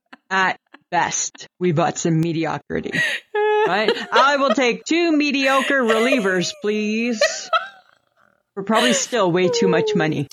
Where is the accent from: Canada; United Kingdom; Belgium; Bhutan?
Canada; Ontario; I grew up in Ontario. It's humid.